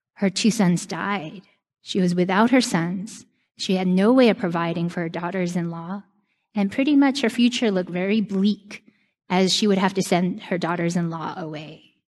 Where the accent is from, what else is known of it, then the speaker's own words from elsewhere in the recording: New York, United States; New York is my home my whole life